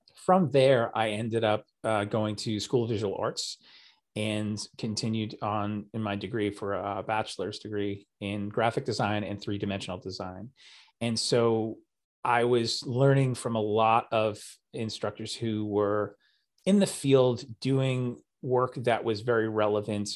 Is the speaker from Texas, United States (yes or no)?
no; New York City, New York, United States; also born or lived in New Jersey; I was born in Staten Island, and uh, or as we say there, Staten Island. It's kind of like one word, and lived there most of my life